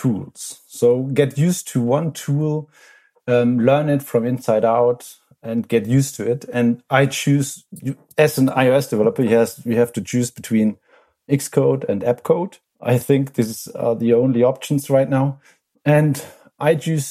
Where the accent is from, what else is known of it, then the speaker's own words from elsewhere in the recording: Germany; from Germany.